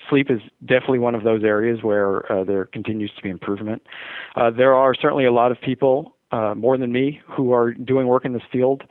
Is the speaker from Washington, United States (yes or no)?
no; New York, United States; now in Bay Area, United States; I grew up in New York, and I grew up a Yankee fan, and still do root for them, even though I'm in the Bay Area now